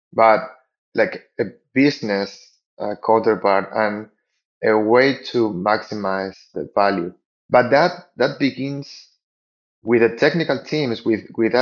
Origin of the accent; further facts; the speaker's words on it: Spain; moved away as an adult; now in Lima, Peru; I'm now living in Lima in Peru, but I'm actually from Spain, although I've been living here in Latin America for the last 10 years